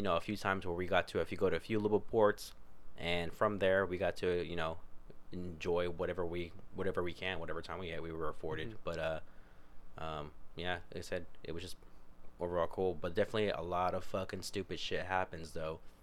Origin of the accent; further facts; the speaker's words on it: United States; growing up in Sutter